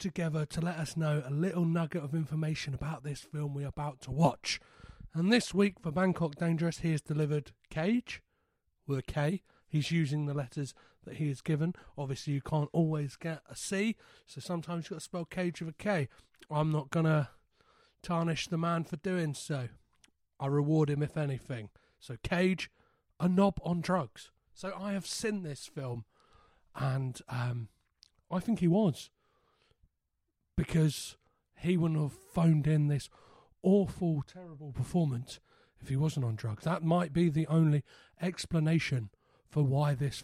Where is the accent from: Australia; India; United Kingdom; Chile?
United Kingdom; Crawley, South East England; moved away; I'm originally from Crawley